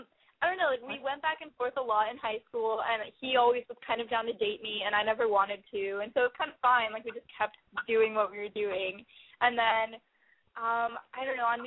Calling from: Los Angeles, California, United States; I'm calling from Los Angeles. I'm 19 years old.

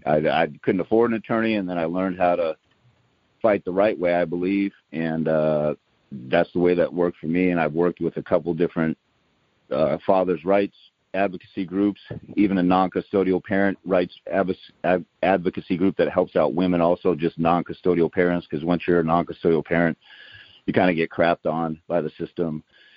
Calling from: Tacoma, Washington, United States; I'm calling from the Tacoma, Washington area.

